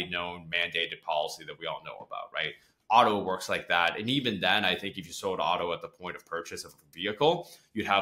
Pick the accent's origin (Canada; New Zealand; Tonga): Canada; Toronto, Ontario; I grew up in Toronto